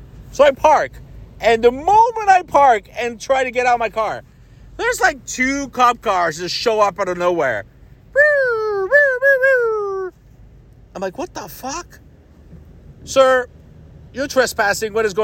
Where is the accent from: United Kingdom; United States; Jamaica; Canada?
United States; Ohio; I'm from Ohio